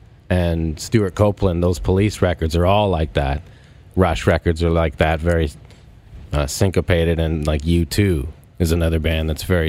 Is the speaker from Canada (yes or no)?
yes; Canada; So, being a Canadian drummer, I had that, like, you kind of wore it as respect